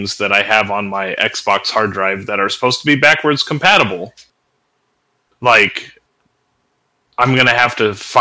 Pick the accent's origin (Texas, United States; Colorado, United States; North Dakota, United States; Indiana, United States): Colorado, United States; I'm from Colorado